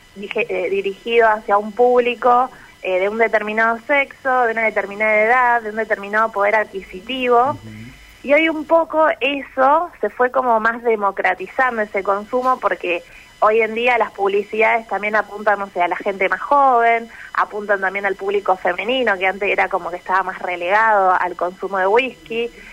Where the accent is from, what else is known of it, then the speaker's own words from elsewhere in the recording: Venado Tuerto, Santa Fe, Argentina; also born or lived in Rosario; Yo soy de Venado Tuerto, exactamente